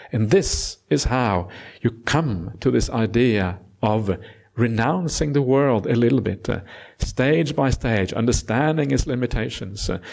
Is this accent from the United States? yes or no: no; Norway; now in Australia; Norway was, is where I was born. Uh, and now I am also Australian citizen